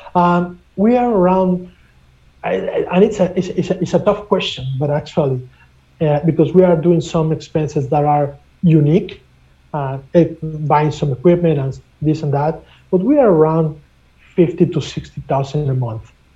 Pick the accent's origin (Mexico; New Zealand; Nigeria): Mexico; now in Canada; I'm originally from Mexico, and I have been doing international business for more than 25 years